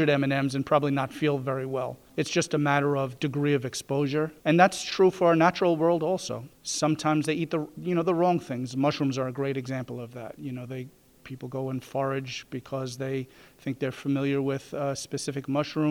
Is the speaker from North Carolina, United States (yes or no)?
no; New York City, New York, United States; moved away as an adult; also born or lived in Providence, Rhode Island; now in Greenville, United States; I'm from New York City, so Brooklyn specifically, Manhattan, you know, is right adjacent. That's where I grew up and practiced